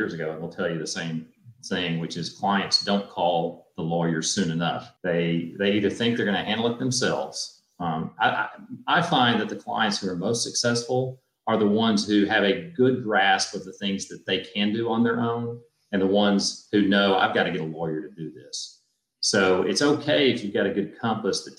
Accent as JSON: {"language": "English", "region": "Tennessee", "country": "United States", "tie": "born or raised there", "said": "I grew up in Tennessee"}